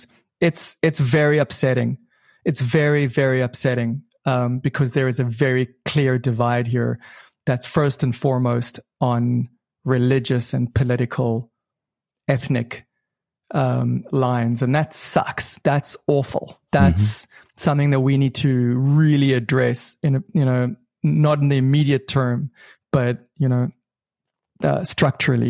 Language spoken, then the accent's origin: English; South Africa; moved away as an adult; also born or lived in Israel; now in Ra'anana, Israel; I was born in Israel, grew up in South Africa under apartheid